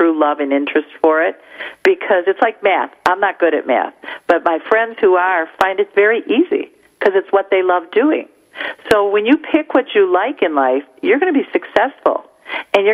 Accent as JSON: {"language": "English", "town": "Detroit", "region": "Michigan", "country": "United States", "accent": "Midwest", "said": "Being from the Midwest, I guess my accent is identifiable to other people"}